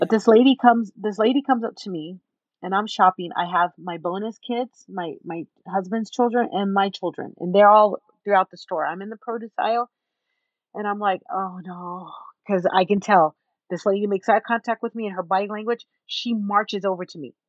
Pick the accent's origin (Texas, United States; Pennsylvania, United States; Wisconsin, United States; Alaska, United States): Texas, United States; San Antonio; now in Utah County, United States; San Antonio